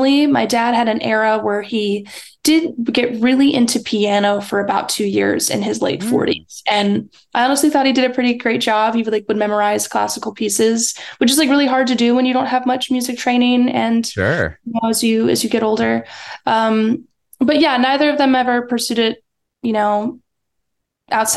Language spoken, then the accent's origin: English; West Virginia, United States; also born or lived in Florida; now in Los Angeles, United States; I'm from West Virginia because I was raised there. I lived there since I was two and grew up here